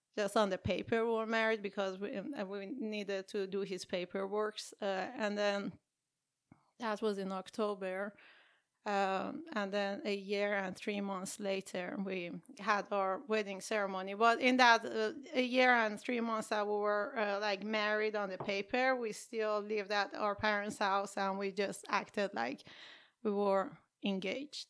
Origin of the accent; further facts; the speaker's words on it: Iran; now in United States; I grew up in Iran or Iran